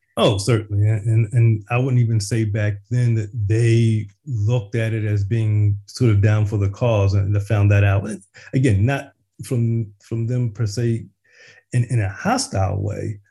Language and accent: English; Philadelphia, Pennsylvania, United States; I was born and raised in West Philly.